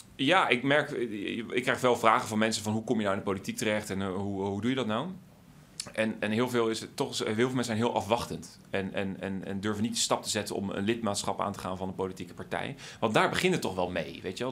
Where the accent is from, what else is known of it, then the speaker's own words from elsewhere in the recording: Wassenaar, South Holland, Netherlands; ik groeide op in Wassenaar.